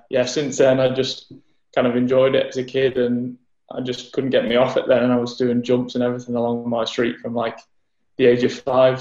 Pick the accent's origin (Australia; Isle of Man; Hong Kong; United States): Isle of Man; Ramsey; In my hometown on the Isle of Man in Ramsey, we had like a little BMX track